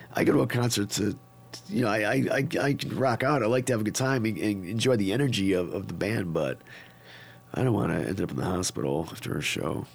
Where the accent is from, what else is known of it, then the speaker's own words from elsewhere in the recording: Niagara Falls, New York, United States; moved away; I'm from Niagara Falls, New York